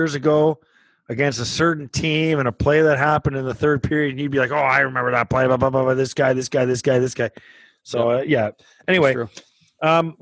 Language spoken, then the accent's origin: English; Canada; now in United States; we are Canadian, but we are, I live in the U.S.